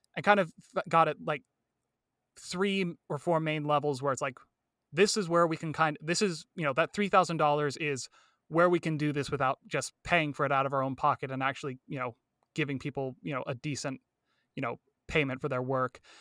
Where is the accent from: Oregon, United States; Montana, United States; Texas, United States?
Oregon, United States; Medford; also born or lived in Mammoth Lakes, California; pretty much born and raised here in, uh, Medford, Oregon, uh, Southern Oregon area